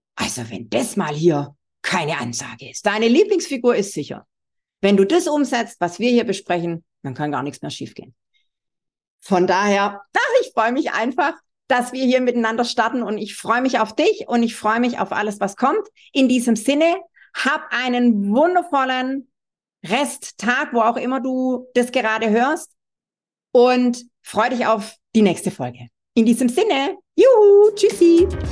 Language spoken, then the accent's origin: German; Swabia, Baden-Württemberg, Germany; accent: Swabian; wie du unschwer äh, hören kannst, bin ich Schwäbin